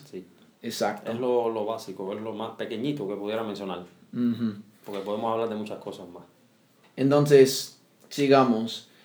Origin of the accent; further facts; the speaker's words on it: United States; Spanish is a second language; estamos aquí en Cuba.